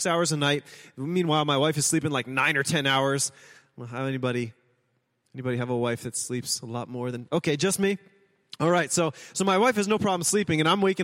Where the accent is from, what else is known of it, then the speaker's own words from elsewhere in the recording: United States; we are Americans